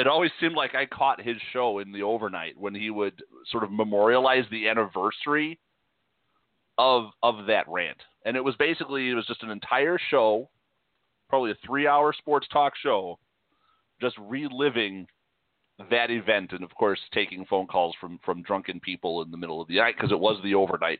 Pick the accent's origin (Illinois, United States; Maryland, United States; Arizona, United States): Illinois, United States; Chicago; moved away; I remember growing up in Chicago